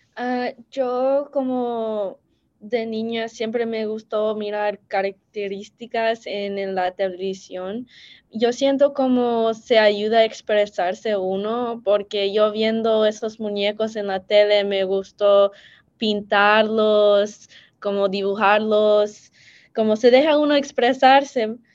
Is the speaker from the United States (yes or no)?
yes; United States; soy primera generación salvadoreña americana